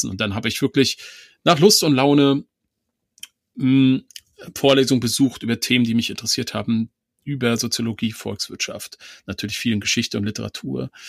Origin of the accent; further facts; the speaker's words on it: East Germany, Germany; Ich habe auch noch diesen alten Atlas meiner Großeltern, den besitze ich noch. Das war, ähm, ich komme aus dem Osten, das war Volk und Wissen, glaube ich.